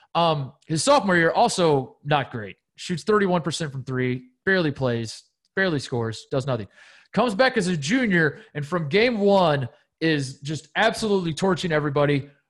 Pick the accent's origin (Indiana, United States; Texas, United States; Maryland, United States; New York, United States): Indiana, United States; growing up in Indiana